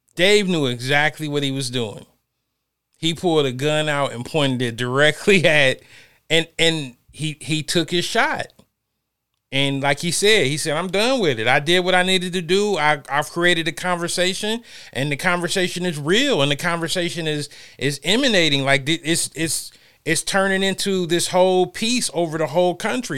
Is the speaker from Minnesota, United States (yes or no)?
no; Ohio, United States; moved away; I'm from Ohio